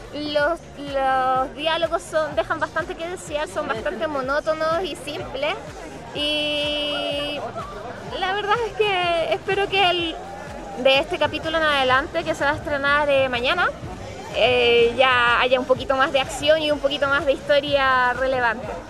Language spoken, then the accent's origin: Spanish; Chile; nos pongamos un poquito más obedientes como chilenos